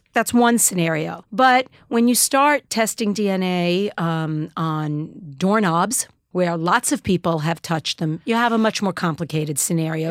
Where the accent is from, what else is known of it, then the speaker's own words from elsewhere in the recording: New York City, New York, United States; I knew as a, uh, Jewish kid growing up in Queens